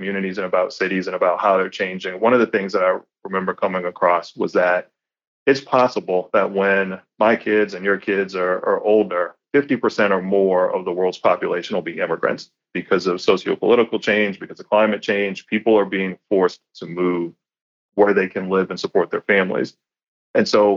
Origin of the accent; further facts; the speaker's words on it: New Orleans, Louisiana, United States; moved away as an adult; now in Vancouver, Canada; I was living in New Orleans. I'm from New Orleans.